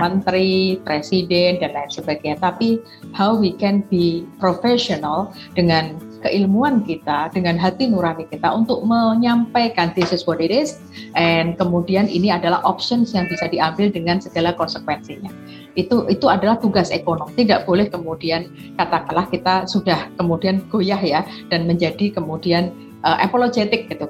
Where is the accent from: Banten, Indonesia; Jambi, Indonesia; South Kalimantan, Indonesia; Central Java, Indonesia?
Central Java, Indonesia; Semarang; saya dari Semarang